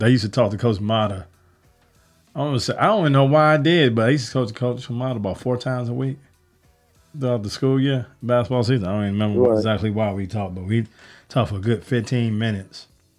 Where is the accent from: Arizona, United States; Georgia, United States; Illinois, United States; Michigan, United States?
Illinois, United States; born or raised there